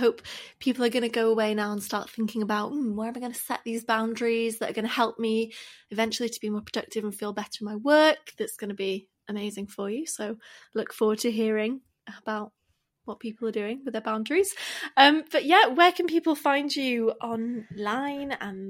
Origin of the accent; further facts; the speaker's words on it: United Kingdom; we are British.